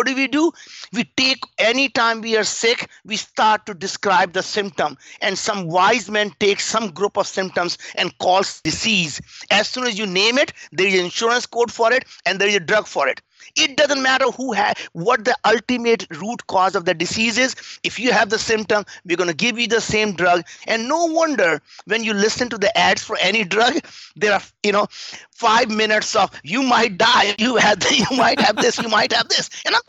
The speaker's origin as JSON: {"language": "English", "country": "India", "tie": "born or raised there", "second_language": "English", "moved": "as an adult", "lives_now": "United States", "said": "I grew up in India. We were very, very poor. We didn't have food to eat. We didn't have anything. I came to the United States when I was 22, 35 years ago"}